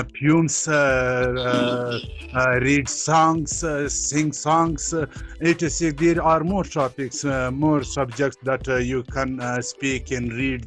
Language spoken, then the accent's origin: English; Kabul, Afghanistan; English is a second language; I am from Kabul, Afghanistan.